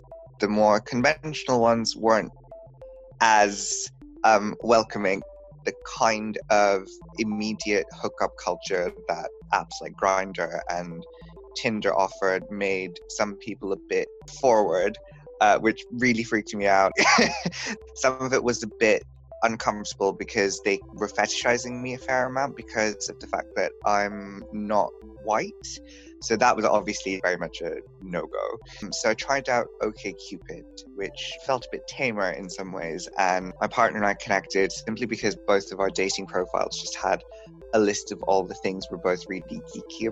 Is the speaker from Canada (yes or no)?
no; Bangladesh; moved away as an adult; also born or lived in Nottingham, United Kingdom; now in United Kingdom; I'm from Bangladesh. I was born and raised there, but I've been living in the UK for 10 years now.